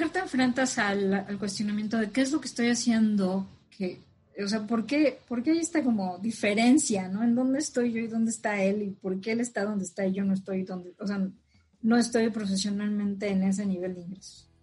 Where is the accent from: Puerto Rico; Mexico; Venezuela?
Mexico